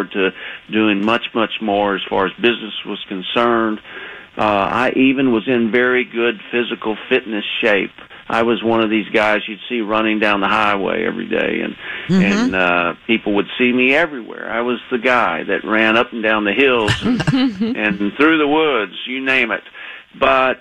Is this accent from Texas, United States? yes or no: yes; Texas, United States; accent: Texan; moved away as an adult; I was living in Texas. You could probably hear my accent still, even though I haven't lived there in many years